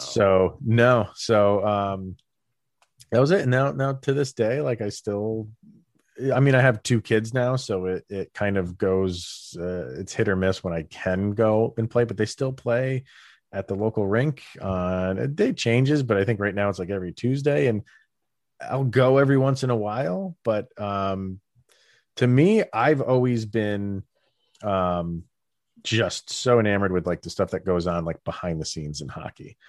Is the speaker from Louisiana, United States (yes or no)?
no; Albany area, New York, United States; we had the Albany Colony Yankees, which was, like, massive. Like, some of the big name guys, like, came through where I lived